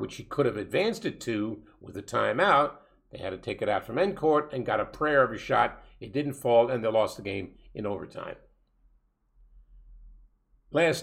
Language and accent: English; New York, United States; as a New Yorker